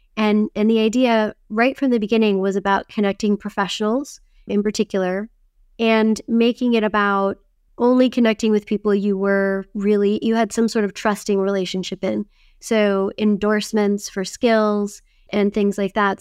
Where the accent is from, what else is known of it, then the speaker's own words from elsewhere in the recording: Wisconsin, United States; I grew up in Wisconsin where it was very, very icy and cold in the winter.